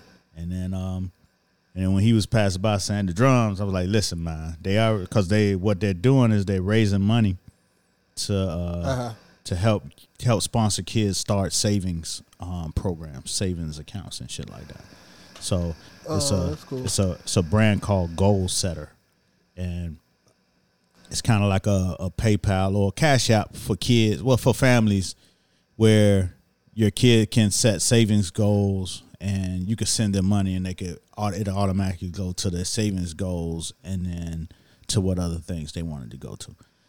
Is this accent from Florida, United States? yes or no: yes; Miami, Florida, United States; But I'm from Miami, and I go for too cold than anything.